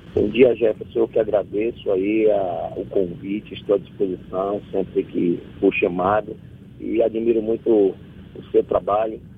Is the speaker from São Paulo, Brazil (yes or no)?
no; Salvador, Bahia, Brazil; eu sou de Fazenda Couto, sou morador da periferia aqui, o bairro periférico de Salvador. A grande parte da minha é, luta política foi feita dentro do bairro que eu nasci e me criei.